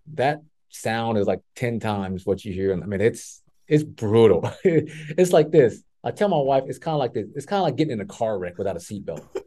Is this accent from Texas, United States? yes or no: yes; Texas, United States; growing up in Texas, that's always on TV was the Cowboys